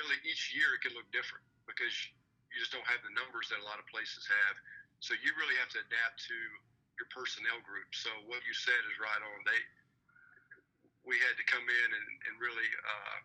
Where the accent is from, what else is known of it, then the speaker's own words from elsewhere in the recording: Alabama, United States; moved away as an adult; also born or lived in Kentucky / West Georgia / North Atlanta, Georgia; now in Atlanta, United States; I'm from Alabama. My dad was a high school football coach in the state of Alabama